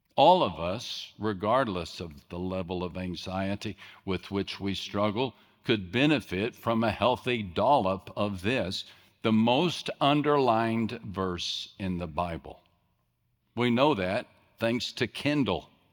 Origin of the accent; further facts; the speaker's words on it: West Texas, United States; I grew up in West Texas, small West Texas town